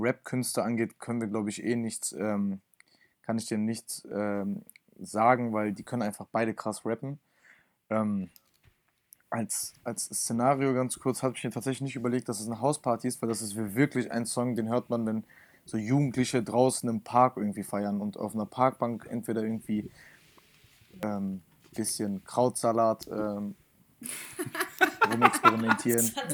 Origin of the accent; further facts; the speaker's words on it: Cologne, North Rhine-Westphalia, Germany; als Kölner, als Kölner